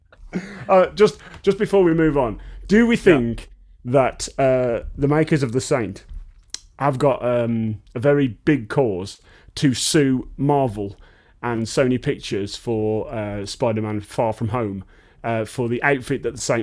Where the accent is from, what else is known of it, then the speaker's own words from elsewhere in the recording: Dudley, West Midlands, United Kingdom; I'm from Dudley in the West Midlands.